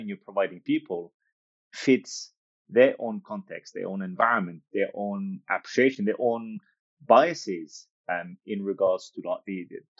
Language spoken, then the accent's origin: English; France; moved away as an adult; also born or lived in United States / Australia / Africa; now in United Kingdom; My background is North African, but I was born and raised in France and lived in the US, lived in Australia, lived in Africa, lived in the UK where I'm currently based.